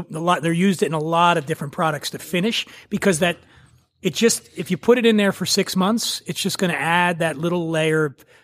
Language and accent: English; Philadelphia, Pennsylvania, United States; I grew up in Philly